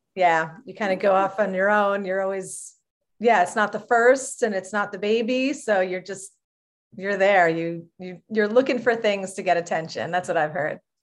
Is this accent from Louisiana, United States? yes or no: no; Long Island, New York, United States; I grew up on Long Island, New York